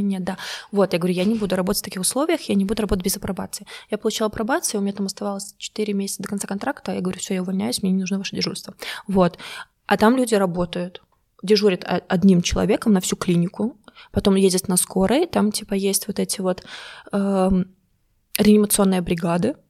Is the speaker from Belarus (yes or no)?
yes; Belarus; moved away as an adult; now in Germany; я рассказывала про Беларусь